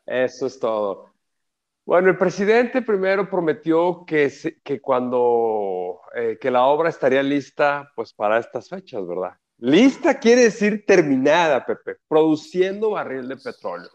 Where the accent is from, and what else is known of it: Mexico